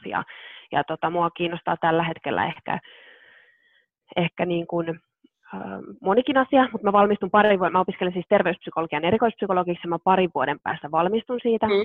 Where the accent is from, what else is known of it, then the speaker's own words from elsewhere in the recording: South Ostrobothnia, Finland; mä oon itse kotoisin Etelä-Pohjanmaalta